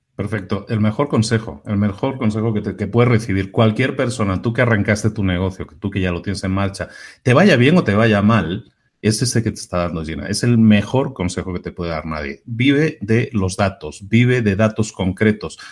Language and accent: Spanish; Barcelona, Catalonia, Spain; yo también soy de Barcelona